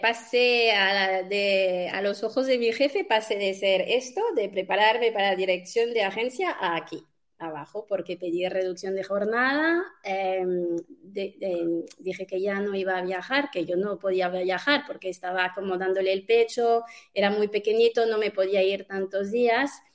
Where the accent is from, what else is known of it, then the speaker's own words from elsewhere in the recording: France; now in Spain; yo soy francesa